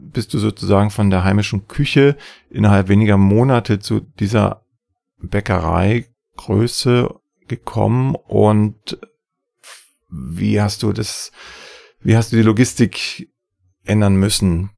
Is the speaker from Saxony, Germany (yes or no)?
yes; Saxony, Germany; im schönen Sachsen, meinem Heimatland